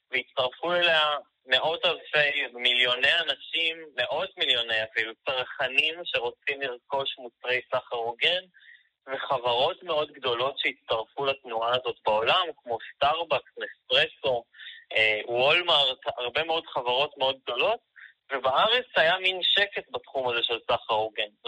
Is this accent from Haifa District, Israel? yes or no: yes; Haifa, Haifa District, Israel; אני בן 24, אני מחיפה